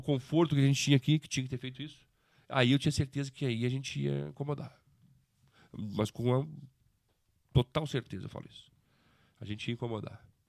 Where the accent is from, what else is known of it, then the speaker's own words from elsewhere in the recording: Bento Gonçalves, Rio Grande do Sul, Brazil; now in Lages, Brazil; Bento Gonçalves, que é a minha cidade onde eu nasci